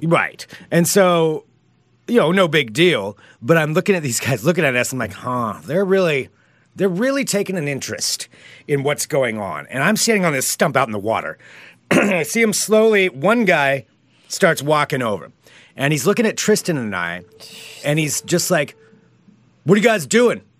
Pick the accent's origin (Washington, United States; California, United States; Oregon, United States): Oregon, United States; Independence; now in Portland, United States; I'm originally from Independence, which is small town Oregon, too.